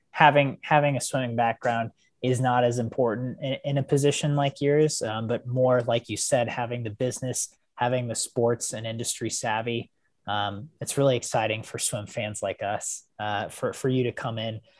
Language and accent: English; United States; as an American